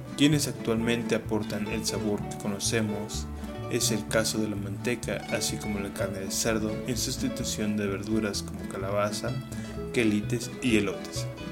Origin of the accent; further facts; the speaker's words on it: Mexico; el tamal va a seguir siendo parte de nuestra dieta como mexicanos